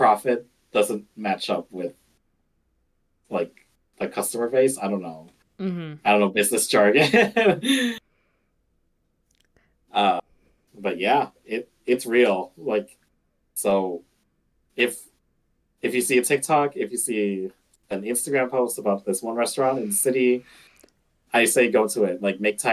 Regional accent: Chicago, Illinois, United States; growing up in Chicago

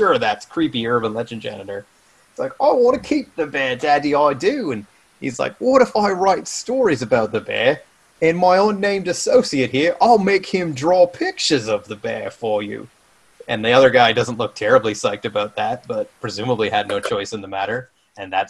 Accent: Canada

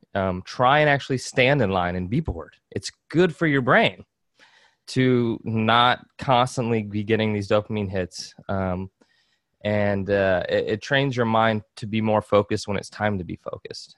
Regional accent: Georgia, United States; I grew up in Georgia

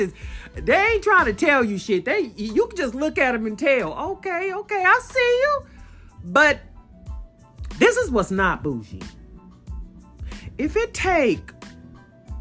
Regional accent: San Bernardino, California, United States; now in Fort Worth, United States; coming at you from Fort Worth, Texas, born and raised in San Bernardino, California

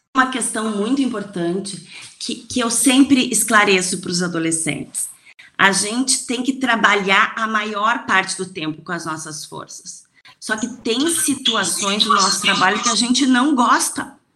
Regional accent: Rio Grande do Sul, Brazil; como uma boa gaúcha

